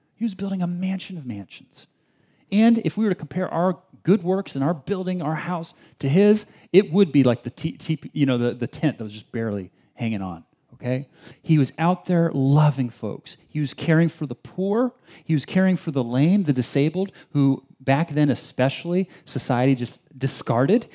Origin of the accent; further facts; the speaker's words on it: Bay Area, California, United States; also born or lived in China; I grew up in the Bay Area my whole, my whole life, spent two years overseas in China.